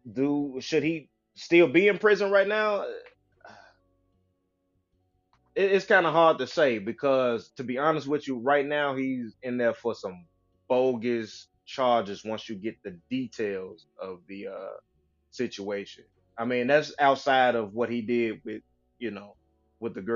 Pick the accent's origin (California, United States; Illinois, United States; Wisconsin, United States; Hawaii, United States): Illinois, United States; Chicago; I'm from Chicago